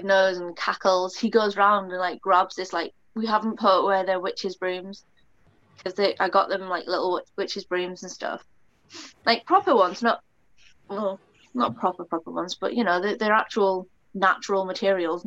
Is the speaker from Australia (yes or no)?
no; United Kingdom; I'm British, I'm Celtic.